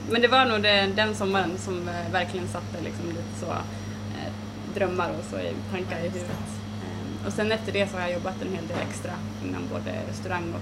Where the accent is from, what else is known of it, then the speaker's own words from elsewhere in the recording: Falun, Dalarna County, Sweden; also born or lived in Stockholm; Jag har bott i Stockholm, jag har bott i Falun där jag kommer ifrån och varit ute och rest mycket och så.